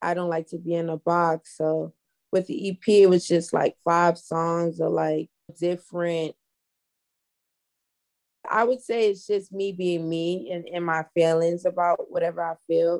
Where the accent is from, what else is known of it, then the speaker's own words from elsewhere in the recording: Providence, Rhode Island, United States; also born or lived in Maryland; now in Atlanta, United States; moved to Providence when I was like 4 months. So I'm basically like born in Providence